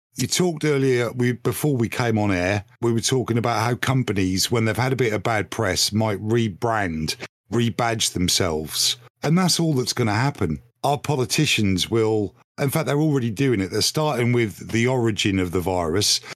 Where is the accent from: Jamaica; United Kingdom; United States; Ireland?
United Kingdom; I think of myself as British